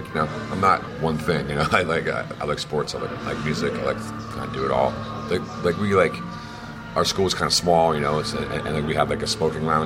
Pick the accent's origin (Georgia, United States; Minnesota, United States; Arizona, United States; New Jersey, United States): New Jersey, United States; near New Brunswick, suburban; We grew up like a couple of towns from there, more just like suburban New Jersey